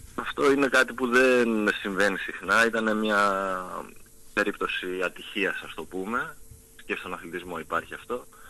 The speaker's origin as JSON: {"language": "Greek", "area": "Lemnos", "region": "North Aegean", "country": "Greece", "said": "θέλω να προσφέρω κι εγώ στον τόπο μου"}